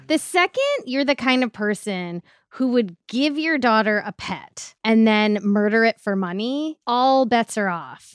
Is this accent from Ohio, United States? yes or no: yes; Ohio, United States; I'm from its less fancy next door neighbor, Ohio